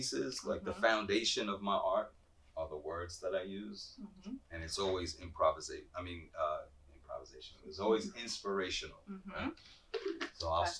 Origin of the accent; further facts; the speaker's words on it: New York City, New York, United States; also born or lived in New Jersey; now in Columbus, United States; I was born in the Bronx. Okay. Born and raised. I've spent some time in New Jersey that I don't like to talk about.